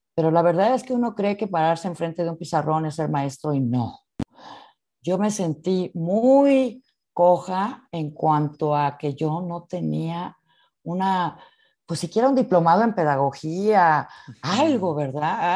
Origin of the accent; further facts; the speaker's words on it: Mexico; nuestro español, el español que de México es un español natural, sin acento, neutro